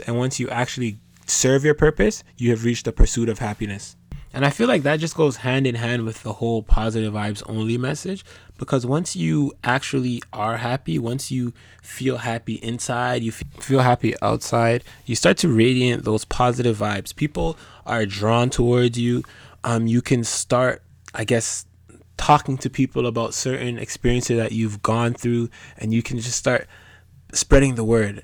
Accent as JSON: {"language": "English", "country": "Canada", "tie": "born or raised there", "also_born_or_lived": "Ghana", "said": "my parents are from West Africa. It's very different the way that they were raised in regards to how they raised us here in Canada"}